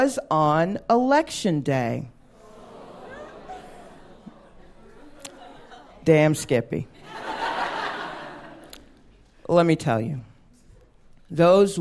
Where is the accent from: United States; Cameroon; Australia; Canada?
United States; the South; I'm a black woman. I grew up in the South.